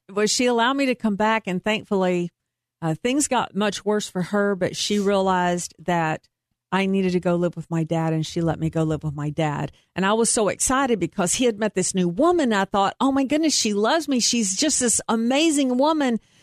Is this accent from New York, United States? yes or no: no; Troy, Texas, United States; also born or lived in Waco, Texas / Carrollton, Texas; I went the first six years of my school life in Troy, Texas, which is in between Temple and Waco